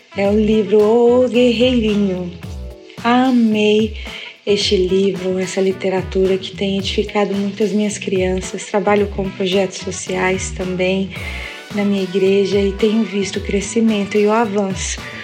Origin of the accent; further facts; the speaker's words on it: Novo Gama, Goiás, Brazil; sou daqui do Novo Gama, estado de Goiás